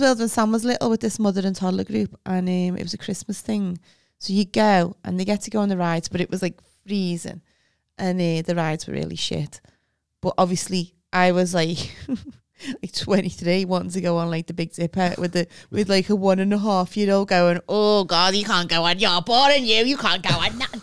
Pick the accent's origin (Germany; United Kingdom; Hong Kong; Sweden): United Kingdom; we're British